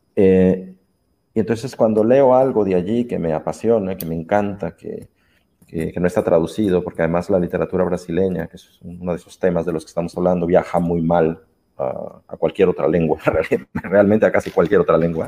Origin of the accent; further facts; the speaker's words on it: Jalisco, Mexico; moved away as an adult; also born or lived in Guadalajara, Mexico / Xalapa, Veracruz, Mexico / Brazil; now in Barcelona, Spain; soy un mexicano que vive en Barcelona